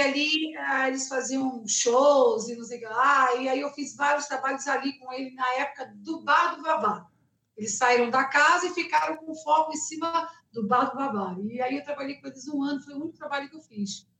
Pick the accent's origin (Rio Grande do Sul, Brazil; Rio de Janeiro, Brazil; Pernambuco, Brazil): Rio de Janeiro, Brazil; also born or lived in United States; now in São Paulo, Brazil; Eu sou carioca, então eu cresci com essa base